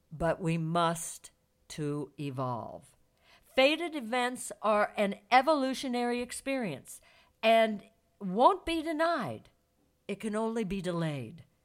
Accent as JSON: {"language": "English", "town": "St. Louis", "region": "Missouri", "country": "United States", "tie": "born or raised there", "said": "Saint Louis, my hometown"}